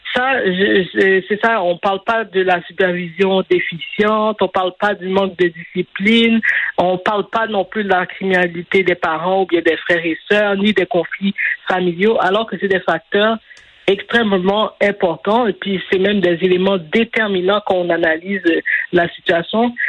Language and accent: French; Montreal, Quebec, Canada; j'ai grandi à Saint-Michel, j'ai vécu là jusqu'en 2012